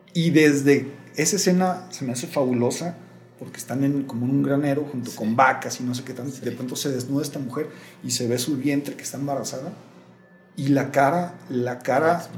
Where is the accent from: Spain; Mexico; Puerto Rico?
Mexico; also born or lived in Guadalajara; ¿Qué pasó con nosotros como pueblo mexicano?